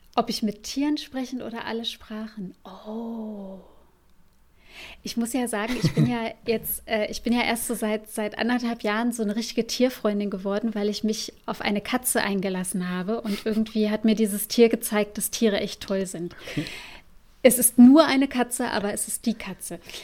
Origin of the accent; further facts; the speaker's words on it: Germany; bei uns in Deutschland